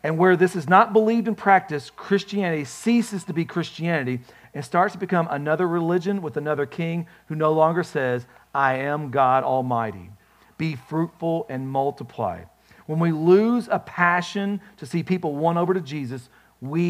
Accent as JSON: {"language": "English", "country": "United States", "said": "I'm an American"}